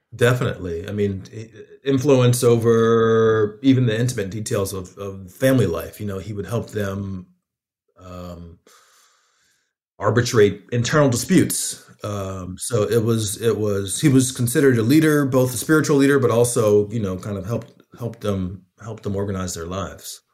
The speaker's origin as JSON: {"language": "English", "town": "Atlanta", "region": "Georgia", "country": "United States", "tie": "born or raised there", "said": "I'm from Atlanta and, um, I grew up fairly close to the Muslim community."}